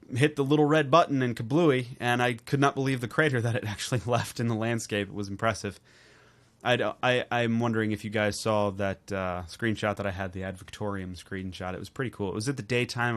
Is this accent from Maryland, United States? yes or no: yes; Baltimore, Maryland, United States; I'm from Northern Baltimore area. We deal in a lot of crabs.